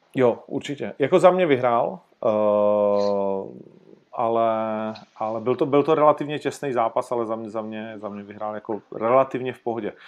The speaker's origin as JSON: {"language": "Czech", "town": "Ostrava", "region": "Moravian-Silesian Region", "country": "Czechia", "said": "já jsem z Ostravy"}